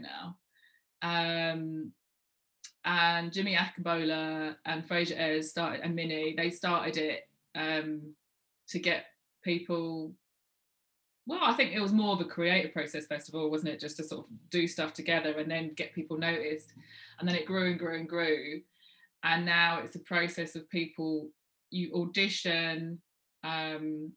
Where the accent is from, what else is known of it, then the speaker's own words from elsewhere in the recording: London, United Kingdom; moved away as an adult; now in Manchester, United Kingdom; I'm based in Manchester. People didn't know that, even though I'm a Londoner.